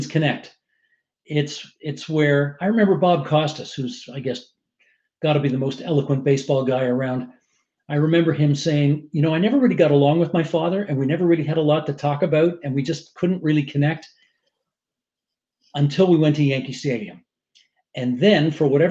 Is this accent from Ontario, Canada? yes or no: yes; Hamilton, Ontario, Canada; I'm from Hamilton, so it's a long drive